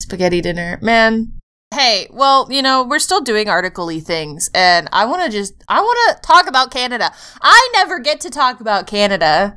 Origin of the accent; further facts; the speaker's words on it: United States; I am American.